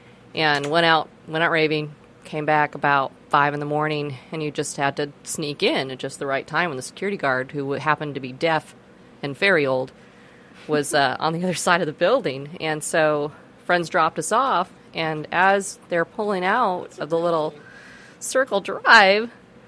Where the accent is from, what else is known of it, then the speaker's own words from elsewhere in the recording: San Francisco, California, United States; No, you know, I grew up in San Francisco, so it was a very different scene out there, and it was just when raves were getting going. It was mid-90s.